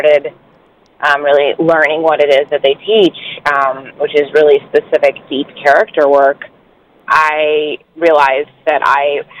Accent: New York City, New York, United States; moved away as an adult; now in Los Angeles, United States; I grew up on East 82nd

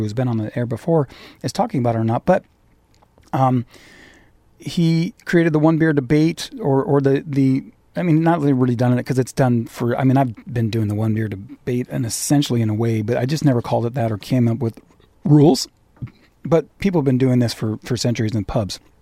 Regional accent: California, United States; also born or lived in Irvine, Orange County; I'm a Californian. I'm an, I'm in Orange County. I live in Irvine

